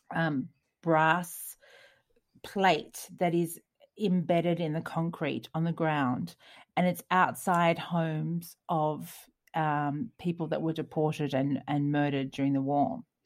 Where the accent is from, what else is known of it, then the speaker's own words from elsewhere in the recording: Australia; moved away; we're Australian